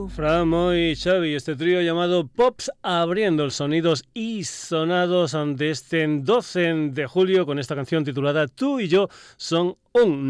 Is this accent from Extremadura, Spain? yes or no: yes; Badajoz, Extremadura, Spain; mi tierra, en Badajoz